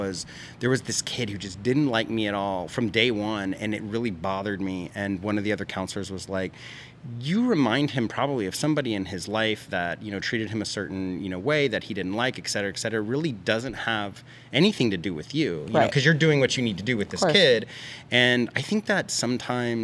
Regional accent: Texas, United States; I grew up in Texas

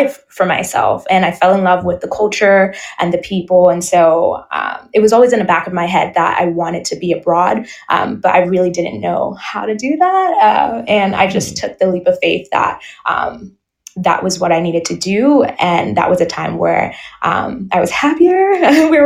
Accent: New York City, New York, United States; moved away as an adult; also born or lived in Indiana / Houston, Texas; now in France; I am originally born and raised in the Bronx, New York

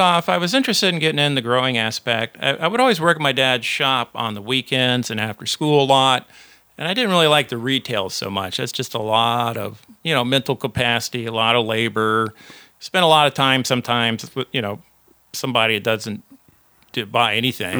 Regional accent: Central Florida, United States; also born or lived in Houston, Texas / San Antonio, Texas / Dayton, Ohio / Miami, Florida; I was born in Houston, also live in San Antonio, Dayton, Ohio, and then, uh, Miami. And that's when, uh, when I was just, uh, in pre-K, so probably four, four years old or so, he decided to quit N C R and come to Central Florida

